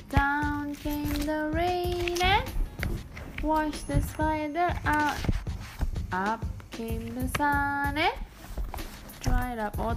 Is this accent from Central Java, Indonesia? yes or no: no; Jakarta, Indonesia; moved away as an adult; now in Bali, Indonesia; aku sebenarnya orang Bali yang lahir dan besar di Jakarta terus juga baru pindah ke Bali 2016 setelah menikah